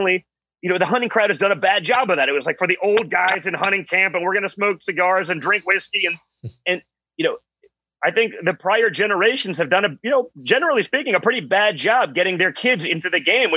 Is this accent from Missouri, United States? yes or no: no; New York City, New York, United States; I'm from New York City.